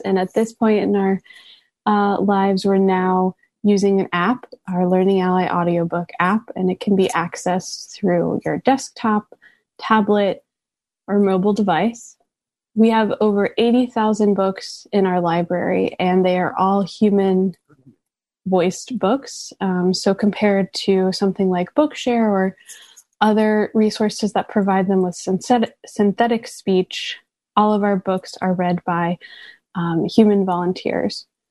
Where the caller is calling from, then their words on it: New York City, New York, United States; I'm calling in from Brooklyn, New York